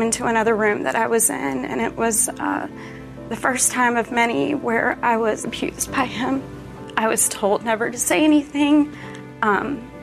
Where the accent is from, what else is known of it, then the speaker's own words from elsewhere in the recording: Wake Forest, North Carolina, United States; I was raised in Wake Forest, North Carolina